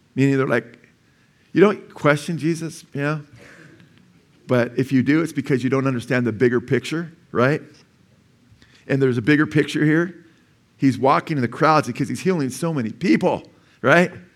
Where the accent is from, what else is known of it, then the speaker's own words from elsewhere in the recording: Simi Valley, California, United States; I was born in Simi Valley